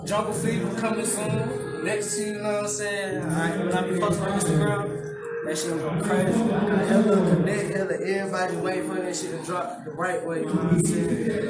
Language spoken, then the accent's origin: English; Atlanta, Georgia, United States; I'm from Atlanta, Georgia.